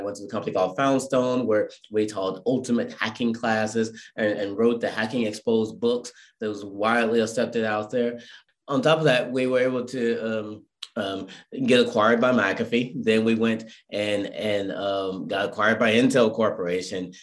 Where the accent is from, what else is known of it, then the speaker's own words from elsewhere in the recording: Irvine, California, United States; I'm from Irvine, California.